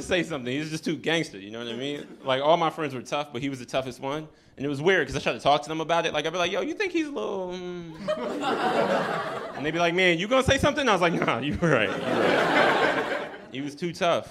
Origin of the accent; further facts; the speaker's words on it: New York City, New York, United States; I'm from here. I'm from Brooklyn